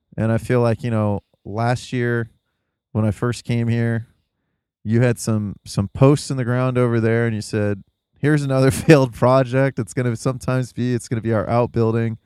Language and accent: English; the Rust Belt, Midwest, United States; being in the Midwest, growing up in the Rust Belt